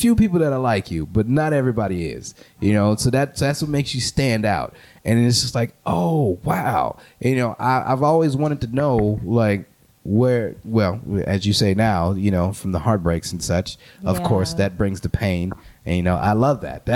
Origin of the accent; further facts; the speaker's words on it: New Orleans, Louisiana, United States; Growing up in New Orleans